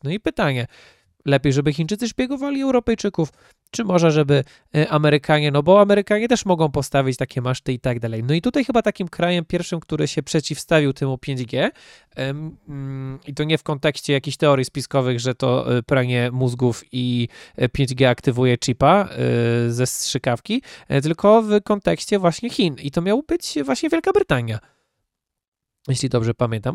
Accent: Poland; my, Polacy

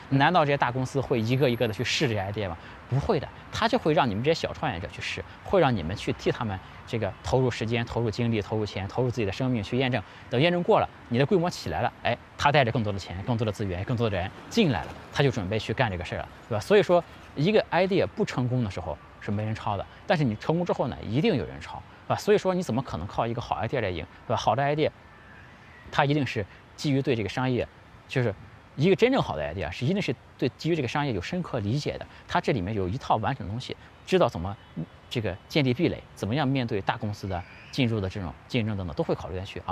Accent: China; 我们中国人

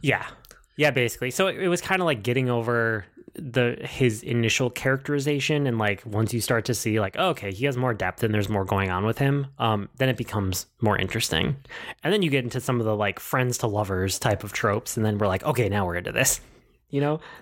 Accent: Midwest, United States; I'm from the Midwest, and I'm used to driving everywhere

